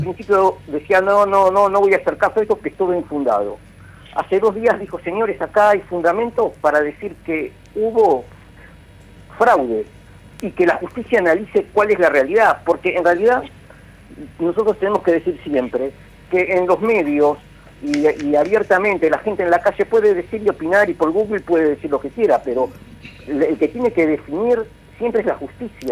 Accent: Argentina; nosotros tenemos como Argentina, como país

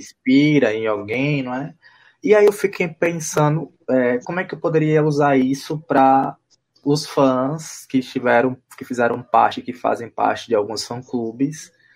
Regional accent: Northeast Brazil, Brazil; a gente como nordestino

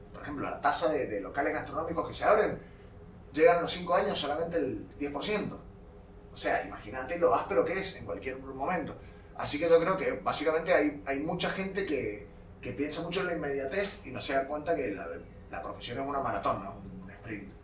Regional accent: Mendoza, Argentina; soy mendocino, eh, nacido y criado, de, mendocino de tercera generación

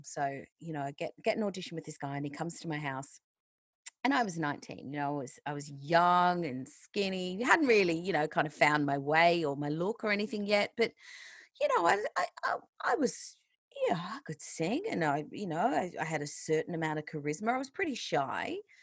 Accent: Australia; now in England, United Kingdom; I'm not actually a British citizen, I'm Australian still

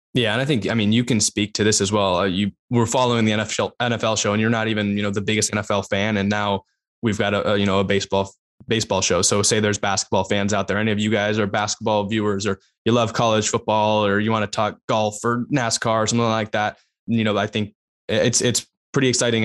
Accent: Bay Area, California, United States; I'm also from the Bay Area.

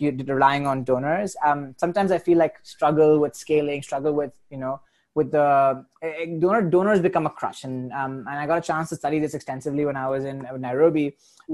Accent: India; moved away; I am Indian

